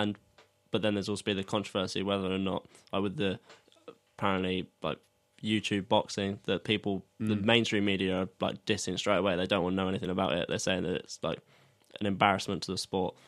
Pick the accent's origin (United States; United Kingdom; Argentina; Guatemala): United Kingdom; Sussex, South East England; we're from Sussex, so I've played for Arundel